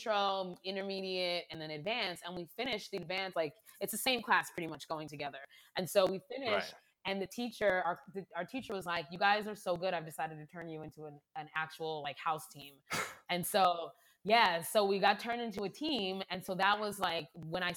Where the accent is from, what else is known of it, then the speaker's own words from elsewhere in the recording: East Coast, United States; moved away as an adult; now in Los Angeles, United States; growing up on the East Coast